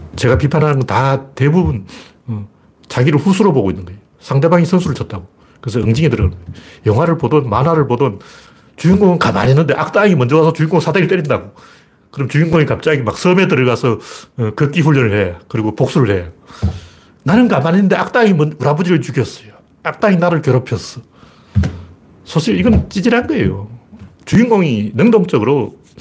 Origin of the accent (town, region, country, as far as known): Gyeongsang, South Korea; born or raised there